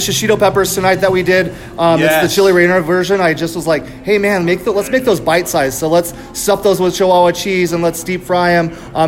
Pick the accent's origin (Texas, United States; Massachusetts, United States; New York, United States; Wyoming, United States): Texas, United States; now in Tucson, United States; So I have roots in the South as well. So I come from Texas. I have family in Texas.